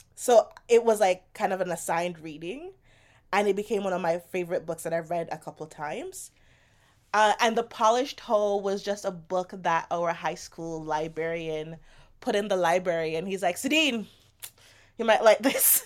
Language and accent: English; Jamaica; moved away; I grew up in Jamaica